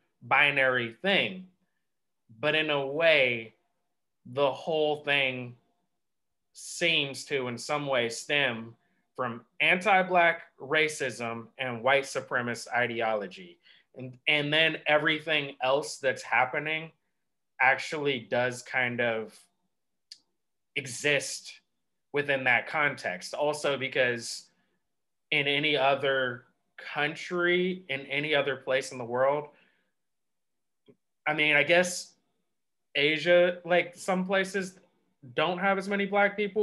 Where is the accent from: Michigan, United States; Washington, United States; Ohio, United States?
Washington, United States; Seattle; I'm from Seattle